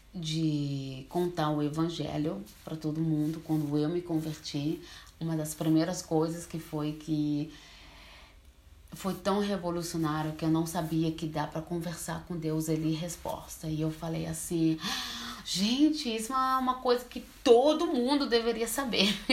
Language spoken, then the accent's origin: Portuguese; Switzerland; Portuguese is a second language; also born or lived in Brazil; Eu moro na Suíça, mas sou brasileira. Eu vim para a Suíça bem pequena, com quatro anos de idade, então assim, eu sou mais suíça do que brasileira. Português eu também aprendi aqui.